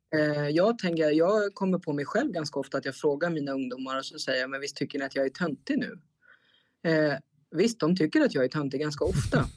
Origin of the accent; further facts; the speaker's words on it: Stockholm, Stockholm County, Sweden; moved away as an adult; now in Strängnäs, Sweden; Jag är född och uppvuxen i Stockholm